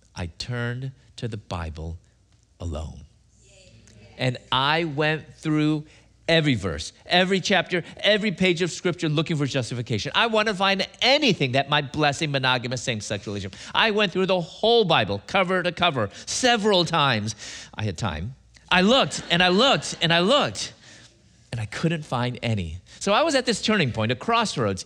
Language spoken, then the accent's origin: English; Chicago, Illinois, United States; moved away as an adult; also born or lived in Louisville / Atlanta, Georgia; I'm from Chicago originally.